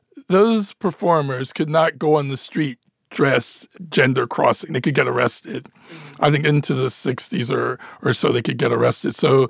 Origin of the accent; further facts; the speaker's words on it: Philadelphia, Pennsylvania, United States; also born or lived in Ohio; I was born in Philadelphia, educated at Ohio State.